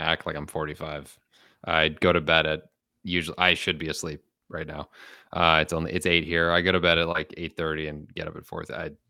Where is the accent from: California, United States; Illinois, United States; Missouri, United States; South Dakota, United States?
Illinois, United States; Chicago; I'm from Chicago.